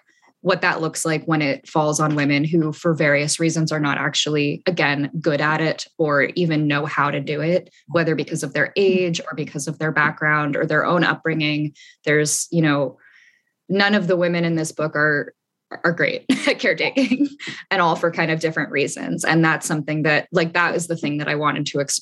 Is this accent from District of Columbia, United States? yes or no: yes; Washington, District of Columbia, United States; moved away as an adult; also born or lived in Paris, France; now in Austin, United States; I grew up in DC, Washington, DC